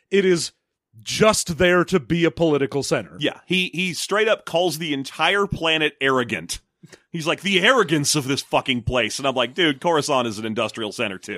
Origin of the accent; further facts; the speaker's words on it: Philadelphia, Pennsylvania, United States; accent: Philadelphia; my white clam pizza is stopping my Philadelphia accent from coming out.